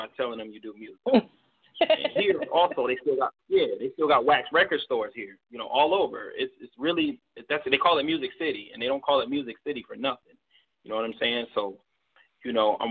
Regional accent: Baltimore, Maryland, United States; moved away as an adult; now in Nashville, United States; I moved here from Baltimore because, you know, I'm a Baltimore native. I'm a Baltimore original. That's where I'm from

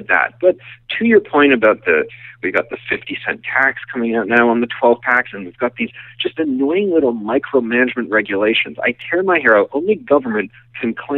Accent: Ireland; accent: Irish; now in United States; my indecipherable Irish accent

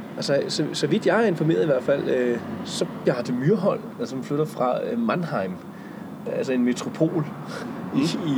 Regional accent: Humlebæk, Capital Region of Denmark, Denmark; Humlebæk, hvor jeg er vokset op

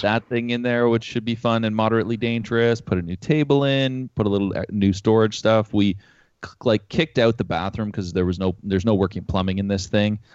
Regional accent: Canada; We're from Canada.

